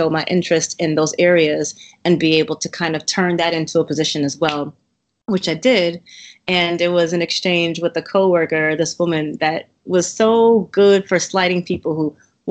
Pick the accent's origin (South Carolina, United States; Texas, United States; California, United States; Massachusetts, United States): Massachusetts, United States; moved away as an adult; also born or lived in Cambridge / Waltham / Newton / Boston; now in Baltimore, United States; I am actually from Massachusetts. I have lived in Cambridge, Waltham, Newton